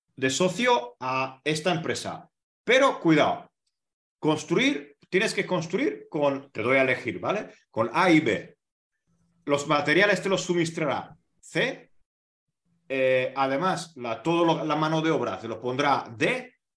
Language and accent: Spanish; Hungary; en mi país